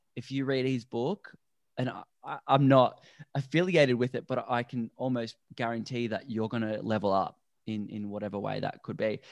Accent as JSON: {"language": "English", "town": "Melbourne", "region": "Victoria", "country": "Australia", "tie": "born or raised there", "moved": "yes", "lives_now": "Gold Coast, Australia", "said": "I grew up in Melbourne, which is a very concrete city"}